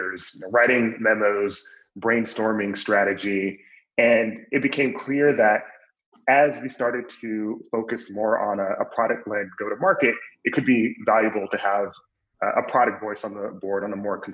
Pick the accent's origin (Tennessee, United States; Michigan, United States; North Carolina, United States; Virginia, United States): Michigan, United States; Flint; moved away as an adult; also born or lived in New York; I grew up in Flint, Michigan.